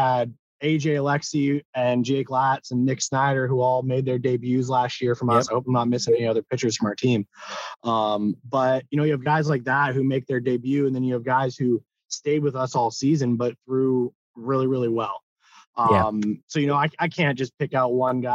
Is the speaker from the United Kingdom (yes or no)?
no; Okotoks, Alberta, Canada; I was back in my hometown of Okotoks, Alberta, Canada